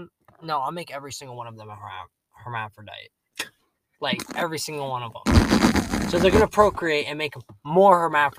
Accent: United States; I'm American.

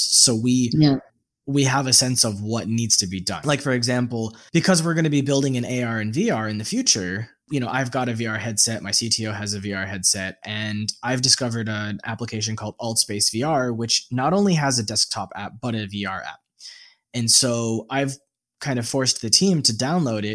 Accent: United States; moved away as an adult; also born or lived in Vietnam; As an American citizen

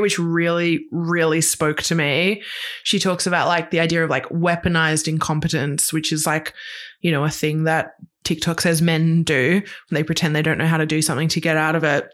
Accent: Queensland, Australia; moved away; I grew up in Queensland

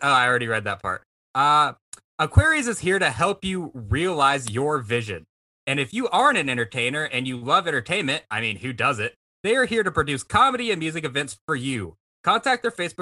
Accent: Vancleave, Mississippi, United States; I'm from Van Cleve.

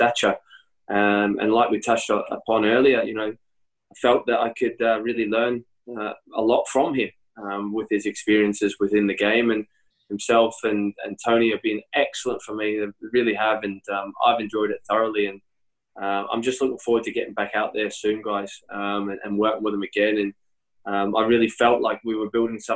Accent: Australia; moved away as an adult; also born or lived in United Kingdom / Scotland; being back in my hometown

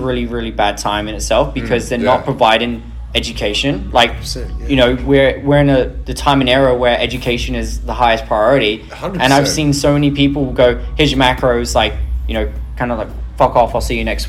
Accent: England, United Kingdom; I'm English

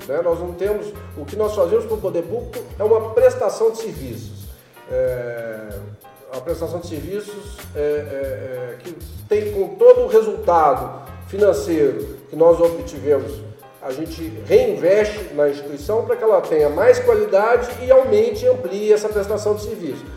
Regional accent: Belo Horizonte, Minas Gerais, Brazil; eu sou nascido em Belo Horizonte

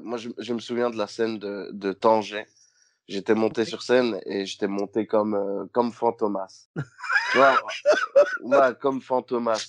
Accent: Liège, Wallonia, Belgium; chez nous à Liège

